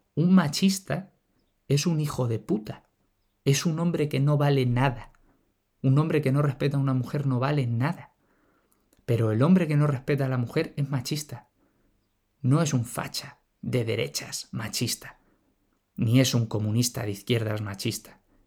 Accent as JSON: {"language": "Spanish", "country": "Spain", "said": "Todos somos españoles"}